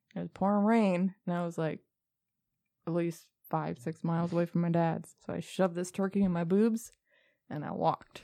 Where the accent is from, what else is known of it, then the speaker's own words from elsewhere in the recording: Michigan, United States; I was born and raised in Michigan